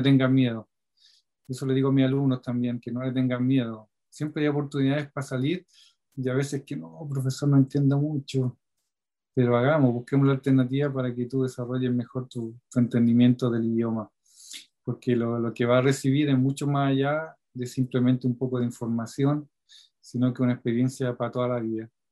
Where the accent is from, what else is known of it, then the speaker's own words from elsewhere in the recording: Talca, Maule, Chile; now in southern Chile; la zona de Talca, de donde yo vengo